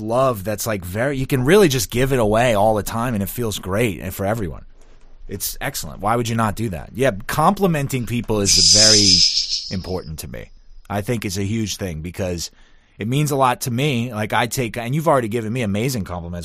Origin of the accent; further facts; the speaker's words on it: New Orleans, Louisiana, United States; I'm from New Orleans